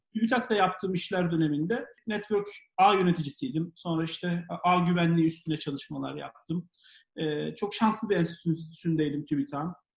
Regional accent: Samsun, Turkey; also born or lived in Ankara, Turkey / Istanbul, Turkey; now in London, United Kingdom; Samsunluyum, ODTÜ mezunuyum

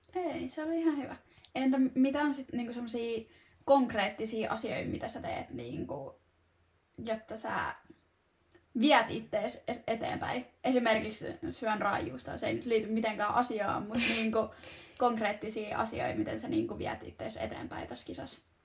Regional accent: Turku, Southwest Finland, Finland; now in Tampere, Finland; mä oon Turusta kotoisin

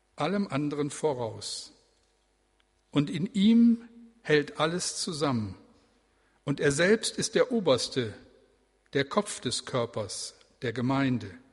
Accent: Bremen, Germany; Also wir leben hier, aber äh, wir sind Bremer

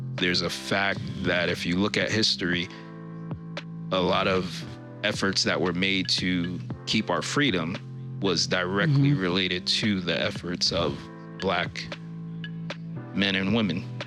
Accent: New York, United States; now in Vermont, United States; Originally, I was born and raised in New York

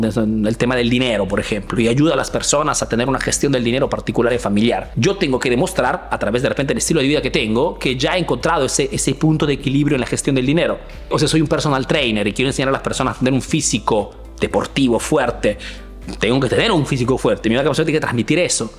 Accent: Peru; now in Italy

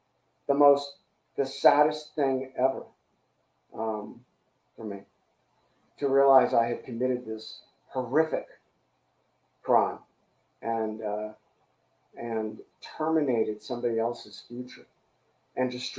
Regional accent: San Francisco, California, United States; I'm from San Francisco

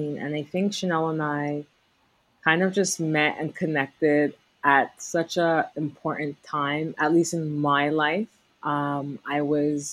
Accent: Montreal, Quebec, Canada; also born or lived in Southeast Asia; I'm actually born and raised in Montreal, and I still live in Montreal.

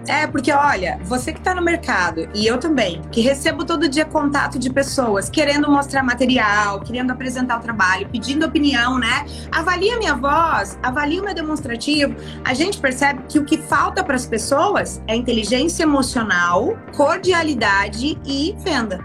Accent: Brazil; moved away as an adult; also born or lived in United States; eu sou brasileira

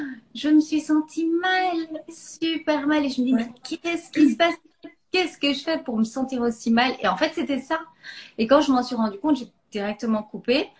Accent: Belgium; je suis belge

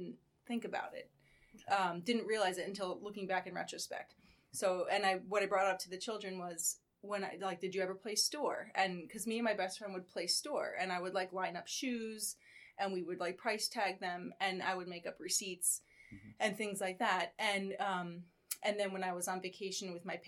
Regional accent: Paramus, New Jersey, United States; I actually grew up in Paramus, not far from here

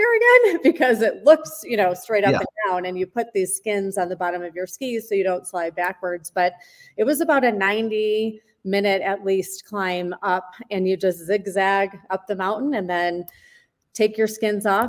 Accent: Michigan, United States; moved away; I grew up, as you know, in the Midwest. I grew up in Michigan

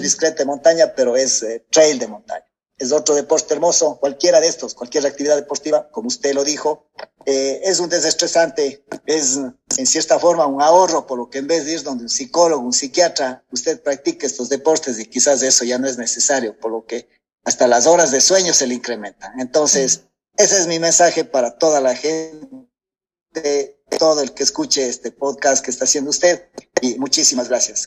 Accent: Gualaceo, Azuay, Ecuador; soy de acá de Gualaceo

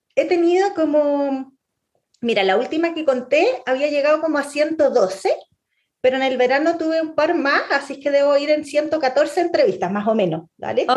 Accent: Santiago, Santiago Metropolitan Region, Chile; Chile ya no somos solo chilenos

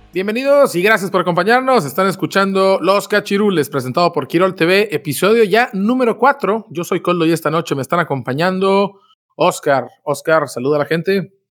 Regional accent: Mexico; nosotros somos mexicanos

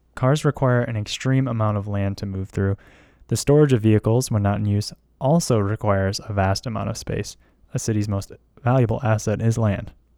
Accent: Kalamazoo, Michigan, United States; my hometown, Kalamazoo, Michigan

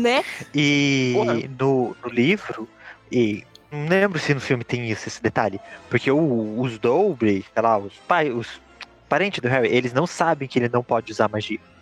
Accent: Brazil; como um bom brasileiro que sou

